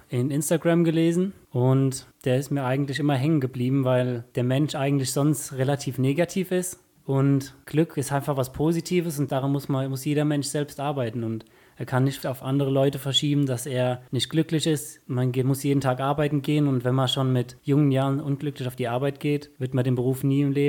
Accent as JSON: {"language": "German", "town": "Herschbach", "region": "Rhineland-Palatinate", "country": "Germany", "said": "Ich komme aus Herschbach, bin Zimmerer"}